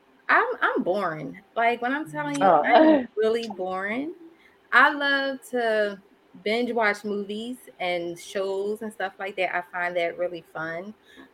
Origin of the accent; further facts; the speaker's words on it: Philadelphia, Pennsylvania, United States; I was born and raised in West Philly